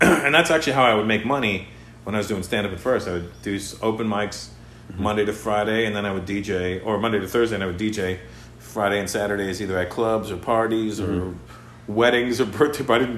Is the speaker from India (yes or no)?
yes; India; Well, I'm Indian. You know, Indians are the Mexicans of the rest of the world.